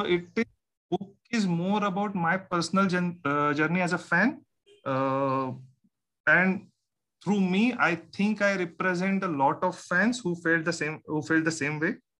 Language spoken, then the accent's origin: English; Malvan, Maharashtra, India; I grew up in Malvan. It's a small coastal town in Konkan.